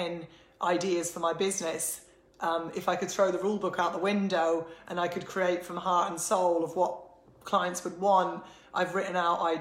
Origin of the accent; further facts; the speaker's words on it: Ireland; being Irish